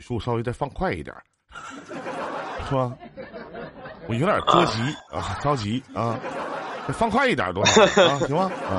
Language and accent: Chinese; Northeast China, China; 我们也说村儿，我们东北这边也说村儿，